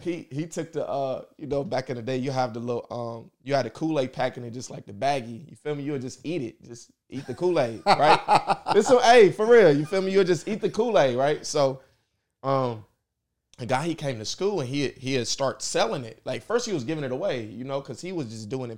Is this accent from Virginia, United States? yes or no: no; Indianapolis, Indiana, United States; I'm from here. I'm from Nap. This is my city. This is where I'm from. Um, I grew up on the west side, went to Ben Davis